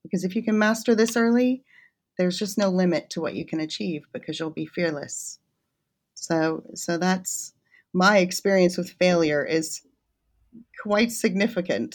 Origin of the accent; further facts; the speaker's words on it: United States; moved away as an adult; also born or lived in Kansas / Washington, D.C. / Connecticut / Birmingham; now in Warwick, United Kingdom; I'm originally from the States